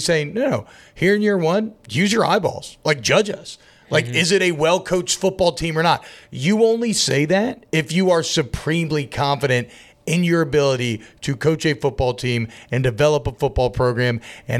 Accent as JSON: {"language": "English", "town": "Atlanta", "region": "Georgia", "country": "United States", "tie": "born or raised there", "said": "Well, I grew up in Atlanta, and I did not say y'all until I got to college, and now I say y'all."}